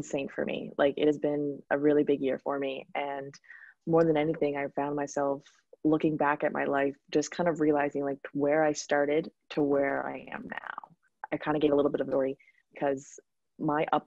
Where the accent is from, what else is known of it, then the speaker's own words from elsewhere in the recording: East Coast Canada, Canada; moved away as an adult; now in Grand Cayman, Cayman Islands; I'm from East Coast Canada